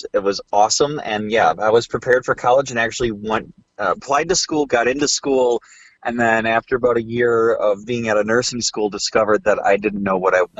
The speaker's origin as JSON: {"language": "English", "area": "outside of Milwaukee", "region": "Wisconsin", "country": "United States", "tie": "born or raised there", "also_born_or_lived": "Minnesota", "moved": "as an adult", "said": "I grew up outside of Milwaukee, about 20 minutes north of the big city, as we called it."}